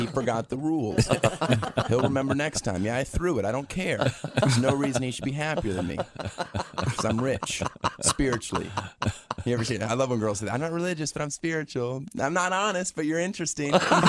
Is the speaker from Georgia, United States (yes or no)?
no; Florida, United States; born or raised there